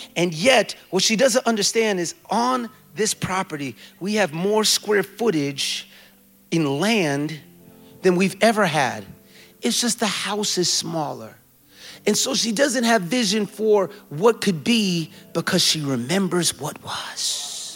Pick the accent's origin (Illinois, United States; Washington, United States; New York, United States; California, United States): New York, United States; New York City; moved away as an adult; also born or lived in Jamaica (ancestry) / Indianapolis / St. Louis; now in New York, United States; I was born and raised in the Bronx